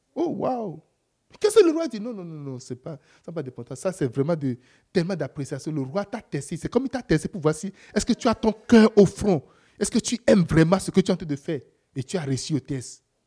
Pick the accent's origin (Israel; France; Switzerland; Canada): Canada; je suis Canadien.